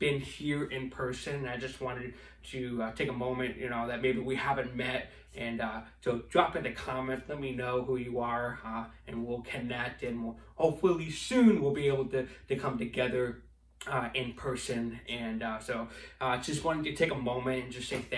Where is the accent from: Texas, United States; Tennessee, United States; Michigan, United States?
Michigan, United States; St. Clair Shores; I grew up here in Roseville and St. Clair Shores area, and I graduated in Lakeview High School right here at St. Clair Shores